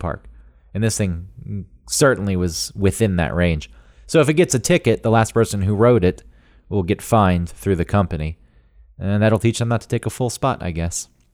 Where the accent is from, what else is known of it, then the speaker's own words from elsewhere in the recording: the South, United States; growing up in the South